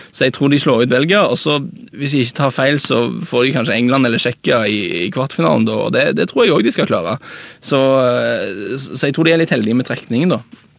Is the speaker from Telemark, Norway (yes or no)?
no; Jæren, Rogaland, Norway; Jeg er fra, fra Jæren